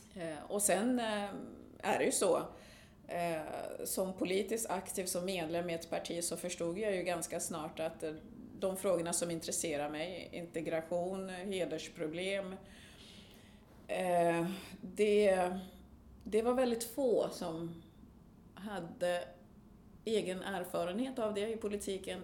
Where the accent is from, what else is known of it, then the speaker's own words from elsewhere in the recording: Sweden; also born or lived in Burundi; jag har levt mitt liv i Sverige som svensk